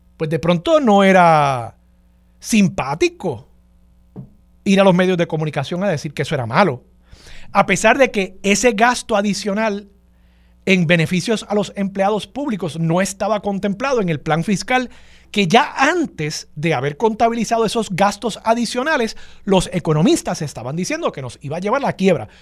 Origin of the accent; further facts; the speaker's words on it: Levittown, Puerto Rico; nosotros los puertorriqueños